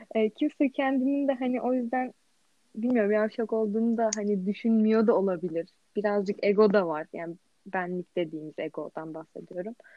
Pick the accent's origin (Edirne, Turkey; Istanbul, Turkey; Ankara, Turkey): Istanbul, Turkey; also born or lived in Eskişehir; İstanbul'da yaşıyorum. Aslen de İstanbul'dayım